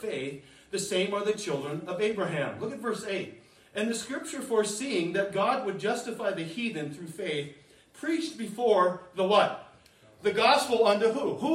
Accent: United States; We're Americans

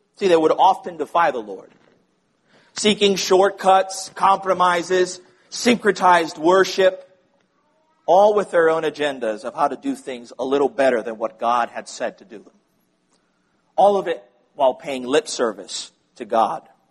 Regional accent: Puerto Rico; growing up in Puerto Rico

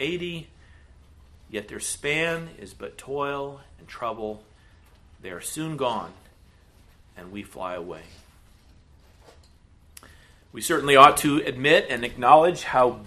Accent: United States; As American Christians in the 21st century

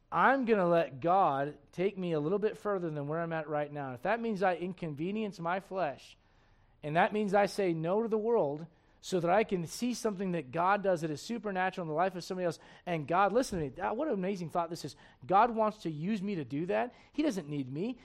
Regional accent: United States; I'm an American

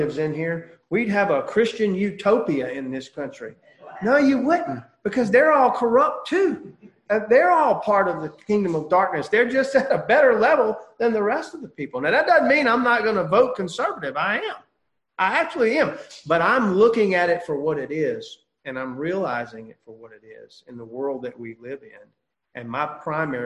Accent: United States; as an American

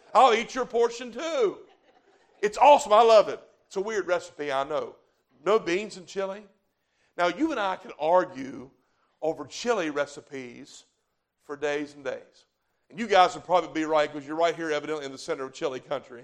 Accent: the South, United States; I'm from the South

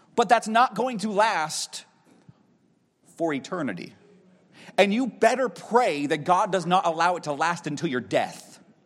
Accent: Erie, Pennsylvania, United States; moved away as an adult; also born or lived in Knoxville, Tennessee; I grew up in Erie, Pennsylvania, at Walnut Creek Baptist Church.

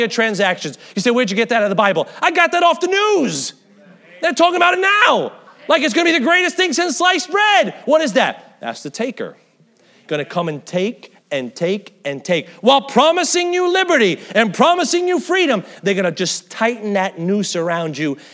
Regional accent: United States; I guess I'm too American

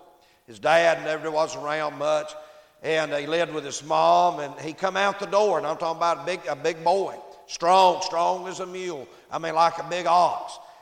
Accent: Appalachia, United States; accent: hillbilly; I'm from the hills. I'm talking about the sticks, man. I was raised up in Holler

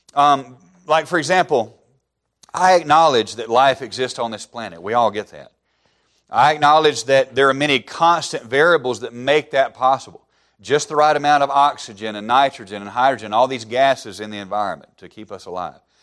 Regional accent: Alabama, United States; moved away as an adult; I grew up in the buckle of the Bible Belt

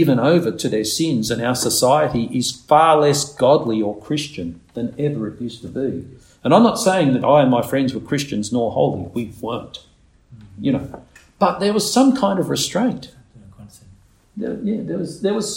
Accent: Nowra, New South Wales, Australia; I was born in Nowra Hospital

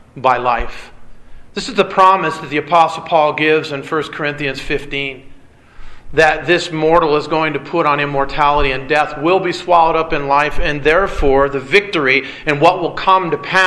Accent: Michigan, United States; moved away; also born or lived in California; I grew up in Michigan, dealing with tornadoes

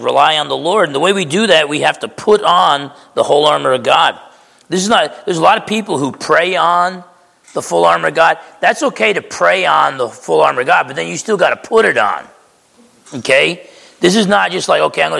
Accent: New Jersey, United States; I grew up in New Jersey

